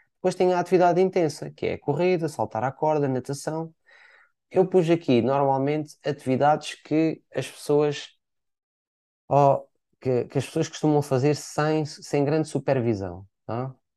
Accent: Portimão, Algarve, Portugal; eu sou cá natural de Portimão

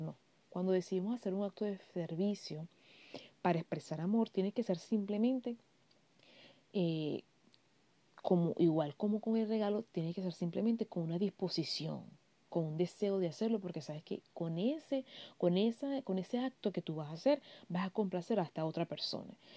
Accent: Venezuela; moved away as an adult; also born or lived in Barquisimeto; Yo soy venezolana, vivo en un país europeo

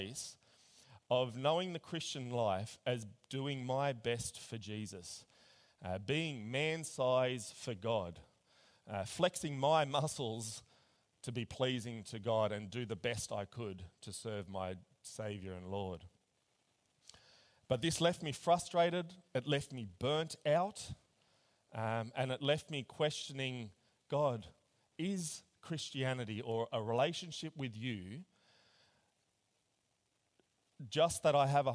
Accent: Australia; also born or lived in Berlin, Germany; I was born in Berlin, actually. Came out to Australia when I was about 3

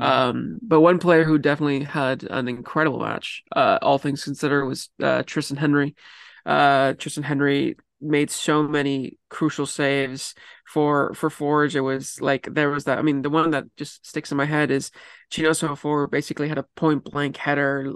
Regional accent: Vancouver, British Columbia, Canada; I am from Vancouver

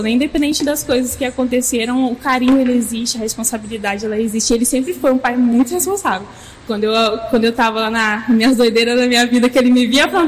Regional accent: Minas Gerais, Brazil; also born or lived in near São Paulo; gente, eu sou mineira e por isso talvez vocês vão achar estranho um sotaque misturado aí, né?

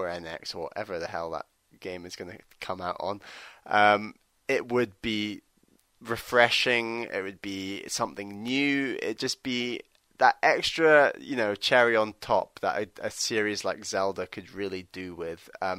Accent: Los Angeles, California, United States; now in Washington, D.C., United States; I am from Los Angeles, but I currently live in Washington, D.C.

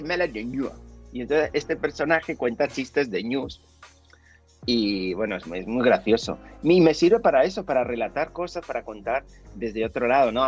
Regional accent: Huesca, Aragon, Spain; moved away as an adult; also born or lived in Zaragoza; now in Madrid, Spain; aragonés, soy de Huesca

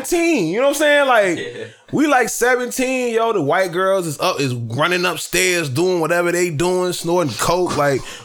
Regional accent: the South, United States; I'm being from the South

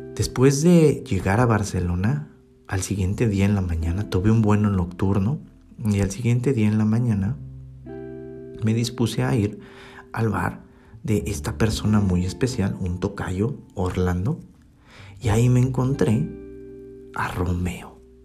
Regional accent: Mexico City, Mexico; moved away as an adult; also born or lived in Baden, Switzerland; como buen mexicano de la Ciudad de México

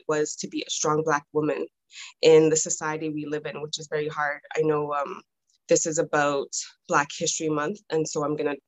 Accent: Toronto, Ontario, Canada; I was born and raised in Toronto.

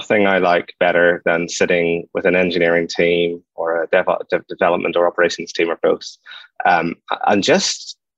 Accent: Ireland; I'm an Irish guy

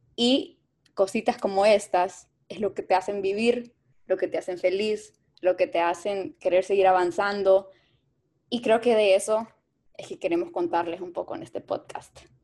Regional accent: El Salvador; moved away; also born or lived in Mexico; Yo soy salvadoreña, estudié en México

